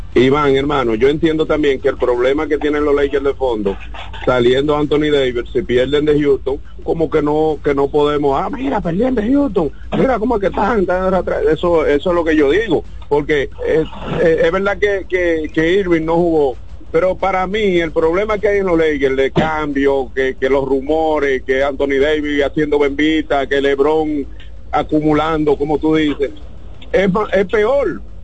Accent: Dominican Republic; somos todos dominicanos

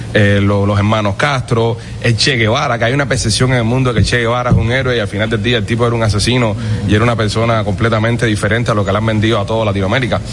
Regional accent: Cuba; now in Miami, United States; como cubanos exiliados, nos encantaría regresar a, nuestra tierra y triunfar en nuestro país

